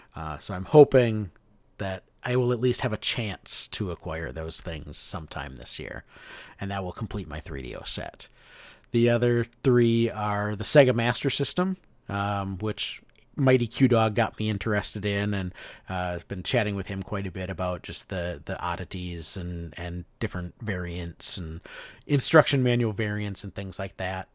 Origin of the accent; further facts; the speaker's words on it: Hudson, Wisconsin, United States; moved away; the Goodwill that I went to in Hudson, Wisconsin